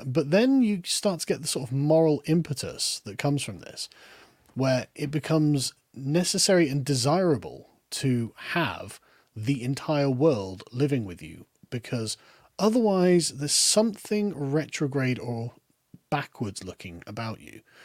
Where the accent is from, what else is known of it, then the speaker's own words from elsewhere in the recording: United Kingdom; accent: lower middle class accent; I, as a British person